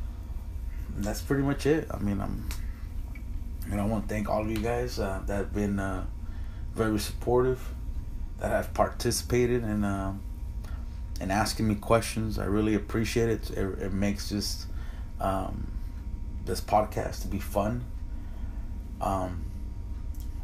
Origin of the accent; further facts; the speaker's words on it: United States; me and my brother are both Mexican Americans.